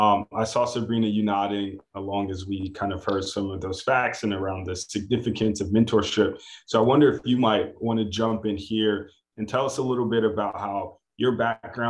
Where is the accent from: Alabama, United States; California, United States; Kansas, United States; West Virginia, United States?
California, United States; I'm also from California